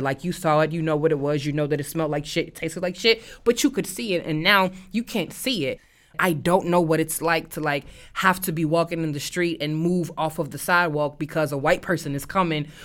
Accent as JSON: {"language": "English", "town": "St. Louis", "region": "Missouri", "country": "United States", "moved": "yes", "said": "I am from Saint Louis, Missouri"}